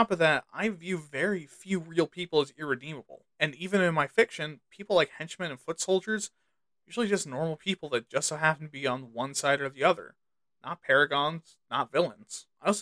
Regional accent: United States; my home country of the good old US

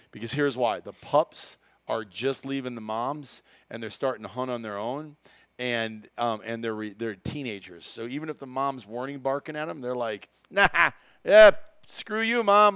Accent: Iowa, United States; growing up in Iowa

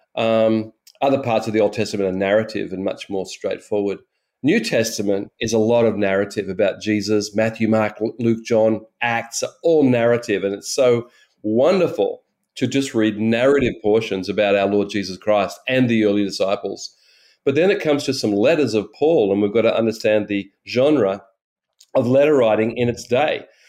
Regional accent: Australia; I'm an Australian

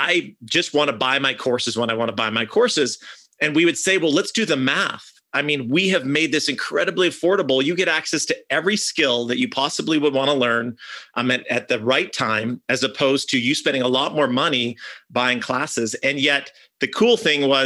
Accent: Canada; I'm from Canada

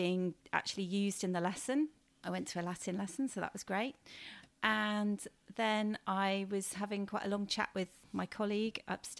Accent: Cheltenham, South West England, United Kingdom; I am a local girl. I grew up in Cheltenham, so I know the education system around here quite well.

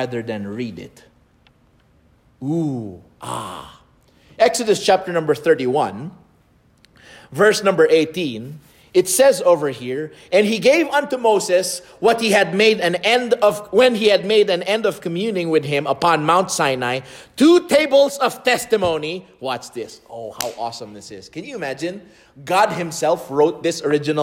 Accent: Lipa, Calabarzon, Philippines; moved away; my hometown in Lipa City in the Philippines

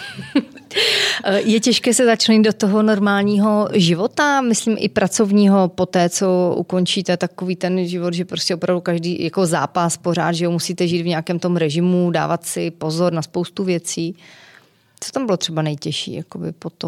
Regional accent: Kopřivnice, Moravian-Silesian Region, Czechia; Já jsem z Kopřivnice, tam se házená hrála docela dobře

